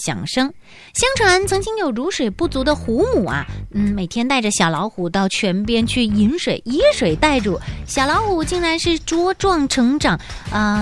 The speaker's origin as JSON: {"language": "Chinese", "town": "Quanzhou", "region": "Fujian", "country": "China", "tie": "born or raised there", "said": "当然就是我的家乡，刚刚晋升为世界文化遗产地的泉州啦"}